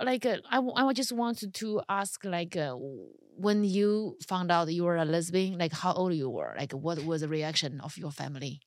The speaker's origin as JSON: {"language": "English", "country": "China", "moved": "yes", "lives_now": "United States", "said": "Being a Chinese person in America without a green card"}